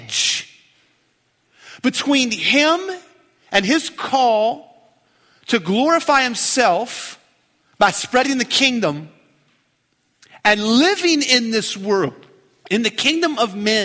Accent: Keyser, West Virginia, United States; my hometown. That's Keyser, West Virginia, Queens Point

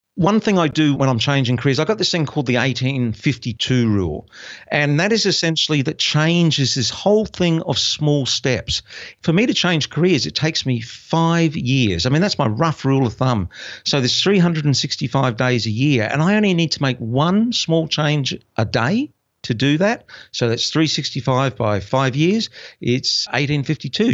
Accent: Brisbane, Queensland, Australia; moved away as an adult; my hometown of Brisbane

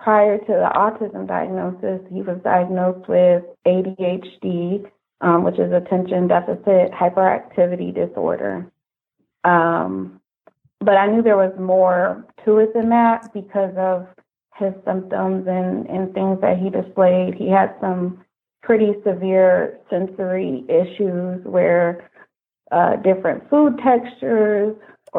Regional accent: Kalamazoo, Michigan, United States; I'm from Kalamazoo

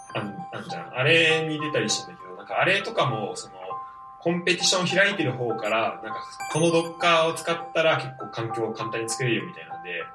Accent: Saitama, Japan; born or raised there

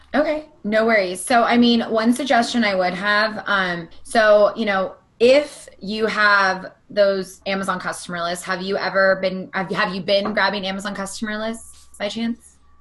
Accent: Southern California, United States; also born or lived in Pittsburgh; I'm from Southern California.

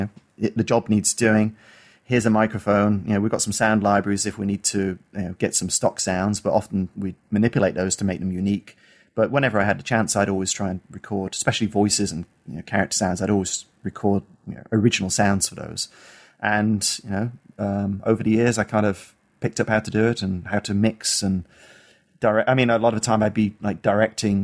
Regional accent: Isle of Man; I grew up on the Isle of Man, which is a small island between the UK, between England and Ireland.

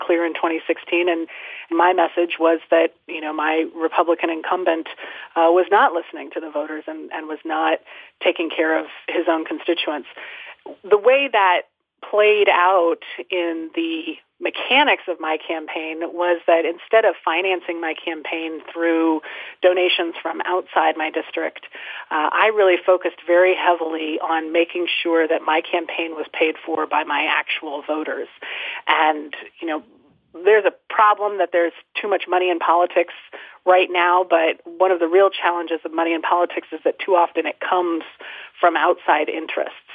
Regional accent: Denver, Colorado, United States; I grew up in Denver, Colorado

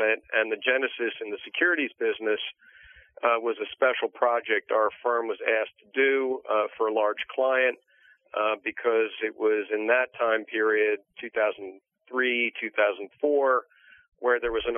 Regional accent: Maplewood, New Jersey, United States; I've always been a Jersey guy. I grew up in Maplewood

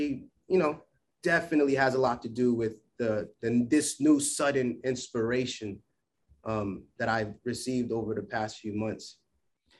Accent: Providence, Rhode Island, United States; my hometown of Providence, Rhode Island

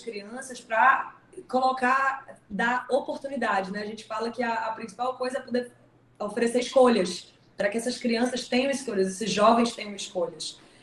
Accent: Northeast Region, Brazil; accent: nordestino; o meu sotaque nordestino fica mais forte

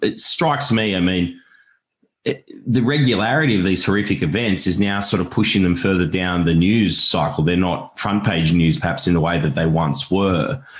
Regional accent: Australia; as an Australian

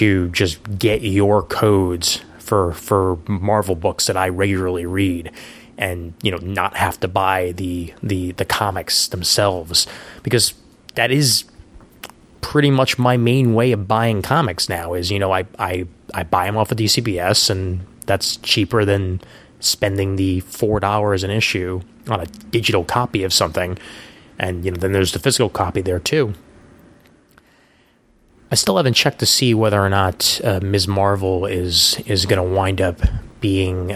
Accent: New York City, New York, United States; also born or lived in Honesdale, Pennsylvania / Seattle, Washington; I've lived in Brooklyn all but like 4 months out of my life

